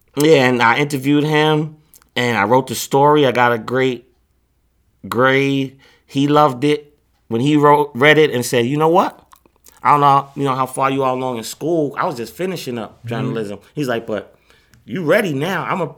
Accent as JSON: {"language": "English", "region": "New York", "country": "United States", "said": "I'm from Queens."}